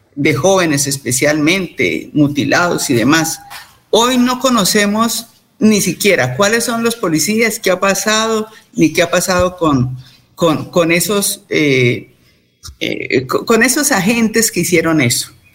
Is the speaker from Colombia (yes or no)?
yes; Colombia; como colombianos